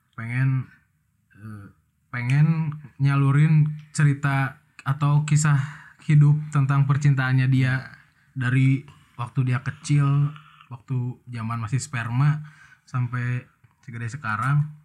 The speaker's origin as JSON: {"language": "Indonesian", "town": "Bandung", "region": "West Java", "country": "Indonesia", "said": "domisili dari Bandung"}